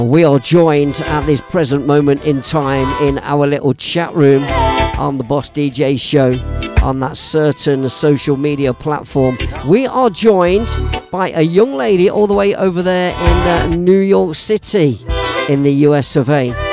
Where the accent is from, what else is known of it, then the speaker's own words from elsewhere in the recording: Leicester, East Midlands, United Kingdom; my hometown of Leicester City